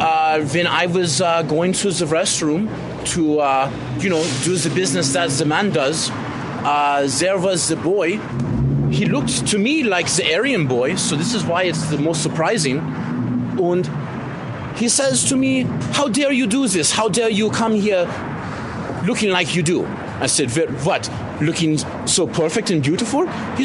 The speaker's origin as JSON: {"language": "English", "town": "Munich", "region": "Bavaria", "country": "Germany", "also_born_or_lived": "Berlin", "second_language": "English", "lives_now": "San Francisco, United States", "said": "Where originally I'm from Munich, but I was living in the Berlin for the last 10 years or so, yeah."}